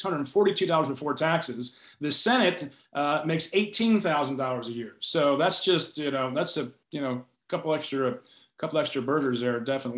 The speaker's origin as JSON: {"language": "English", "area": "Shenandoah Valley", "region": "Virginia", "country": "United States", "moved": "yes", "said": "I'm from the Shenandoah Valley myself, originally"}